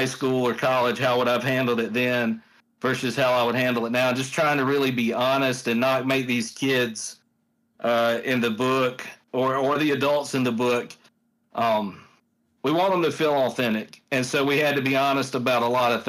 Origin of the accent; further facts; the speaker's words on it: the South, United States; I grew up in the South. So like, I grew up surrounded by, you know, racism and all this stuff in the South